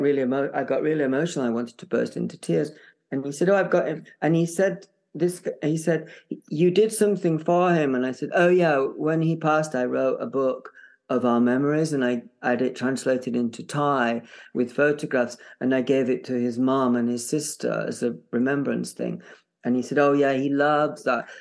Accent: Barnsley, Yorkshire and the Humber, United Kingdom; moved away; I'm from Barnsley

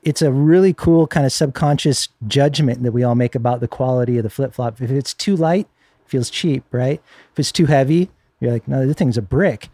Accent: Northern California, United States; I grew up in Northern California

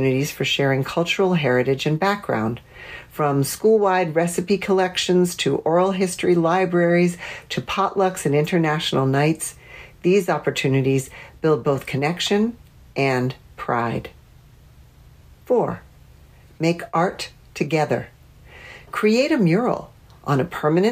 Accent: Washington, District of Columbia, United States; my hometown of Washington, D.C.

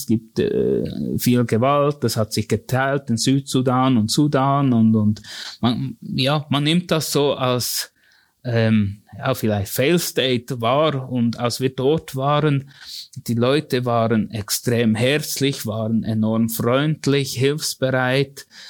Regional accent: near Thun, Bern, Switzerland; ich bin eigentlich ganz bürgerlich in dem Sinne aufgewachsen, in der, in der Nähe von Thun

